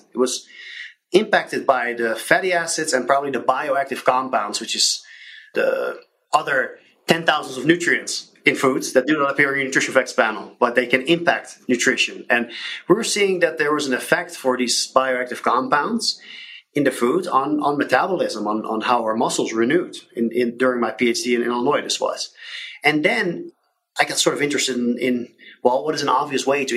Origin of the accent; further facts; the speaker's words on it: suburb of Rotterdam, South Holland, Netherlands; now in United States; I grew up in the Netherlands, which is a small country in northwestern Europe. I grew up in what in the US would be called the suburb of Rotterdam